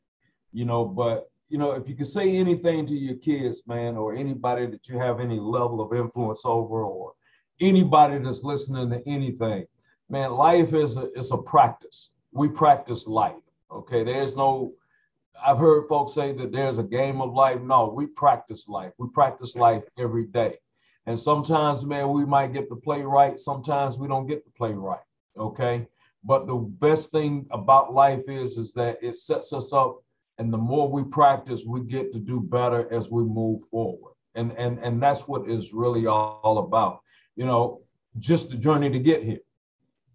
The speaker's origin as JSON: {"language": "English", "town": "Lawrenceville", "region": "Georgia", "country": "United States", "tie": "born or raised there", "said": "I grew up in the old, which is now no more, Sally Craig's Apartments right there off of Scenic Highway in Lawrenceville, Georgia."}